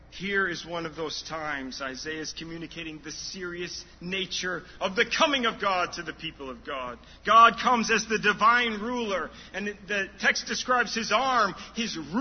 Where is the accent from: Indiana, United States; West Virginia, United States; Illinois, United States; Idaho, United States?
Illinois, United States; Chicago; I'm from Chicago area